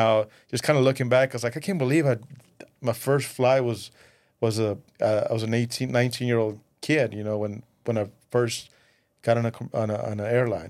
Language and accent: English; Mexico; growing up in Mexico and seeing your grandparents watch all the telenovelas, and you watch all these great, cool buildings in Mexico City